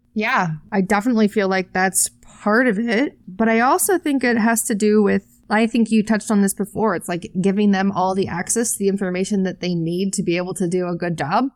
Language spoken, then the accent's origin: English; United States; We're both American